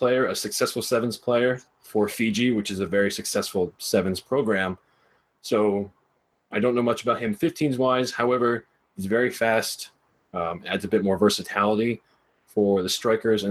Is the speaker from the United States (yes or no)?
yes; New Jersey, United States; moved away; I'm from New Jersey originally.